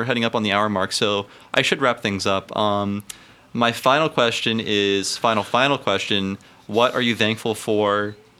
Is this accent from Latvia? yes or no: no; Youngstown, Ohio, United States; now in San Francisco, United States; I'm from Youngstown, which is less exciting.